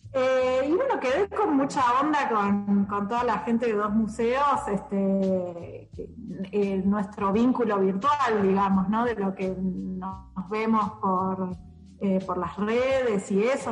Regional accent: Buenos Aires, Argentina; yo soy de Buenos Aires

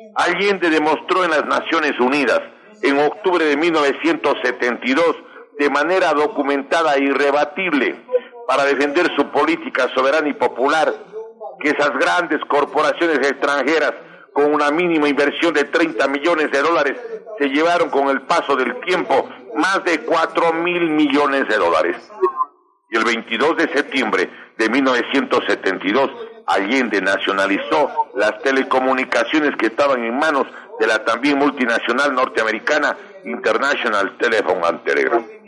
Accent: Ecuador; nosotros debemos advertir como ecuatorianos

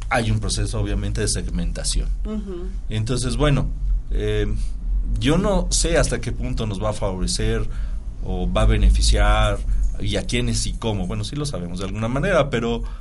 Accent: Apizaco, Tlaxcala, Mexico; yo soy de Tlaxcala, soy de Apizaco, Tlaxcala y estoy allá vivo. Y vengo a dar clases aquí a Puebla.

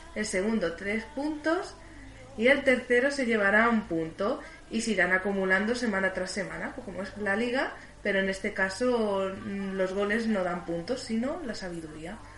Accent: Barcelona, Catalonia, Spain; estamos en Barcelona, somos de Barcelona

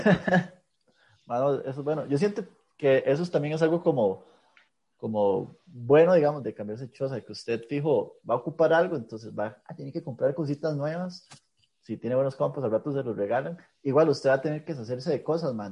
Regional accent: Pérez Zeledón, San José, Costa Rica; moved away; also born or lived in Moravia; yo soy de Pérez, inclusive yo no nací ahí

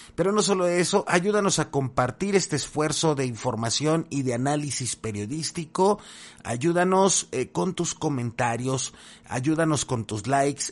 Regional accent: Mexico; tenemos como mexicanas y mexicanos

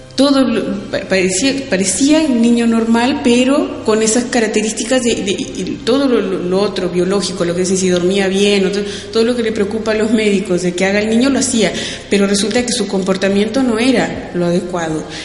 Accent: Uruguay; soy uruguaya

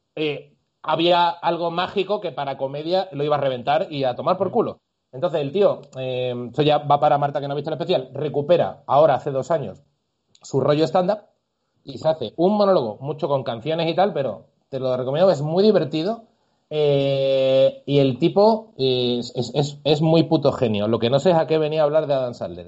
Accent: Andalusia, Spain; moved away; yo incluso como andaluz

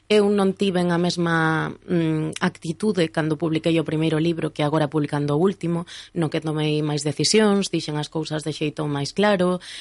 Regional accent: Ourense, Galicia, Spain; todas as persoas que somos de Ourense

